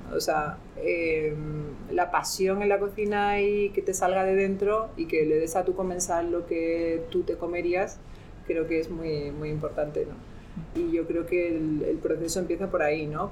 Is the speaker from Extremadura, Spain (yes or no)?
yes; Extremadura, Spain; romero, que es algo muy eh, particular en mi tierra